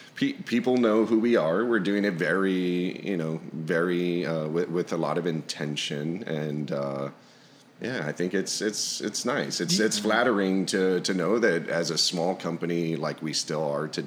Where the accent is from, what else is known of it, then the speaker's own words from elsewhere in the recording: Texas, United States; here in Texas, I'm born and raised Texan